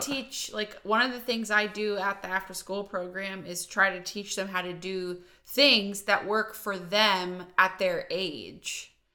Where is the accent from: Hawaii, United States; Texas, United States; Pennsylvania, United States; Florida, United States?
Pennsylvania, United States; Volant; moved away as an adult; also born or lived in Pittsburgh, Pennsylvania; now in Redding, United States; I'm from Volant, Pennsylvania